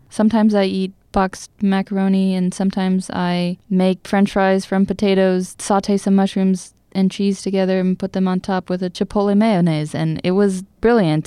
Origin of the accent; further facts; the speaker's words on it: Seattle, Washington, United States; moved away as an adult; now in Bethel, United States; I was raised in Seattle around a lot of not Colombian people.